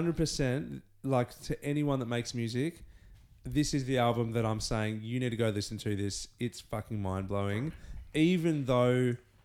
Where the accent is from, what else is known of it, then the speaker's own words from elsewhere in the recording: Canada; And we're both Canadian.